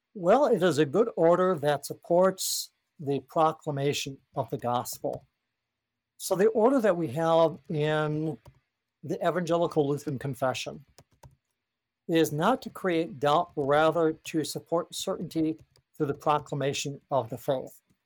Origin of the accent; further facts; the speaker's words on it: United States; Speaking as an American Christian